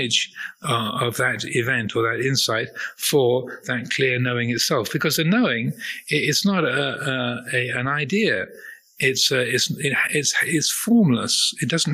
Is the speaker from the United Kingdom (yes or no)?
yes; United Kingdom; I'm a man, or I'm British, or I am 63 years old, or I'm a Buddhist monk